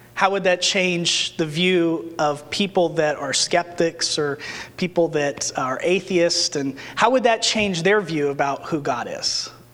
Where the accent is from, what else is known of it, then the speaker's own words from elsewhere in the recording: New Mexico, United States; when I was growing up in New Mexico